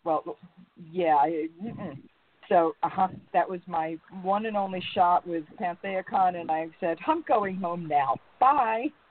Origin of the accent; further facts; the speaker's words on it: New York, United States; moved away; also born or lived in North Carolina / Reno, Nevada; I was born in New York, raised in New York, moved to North Carolina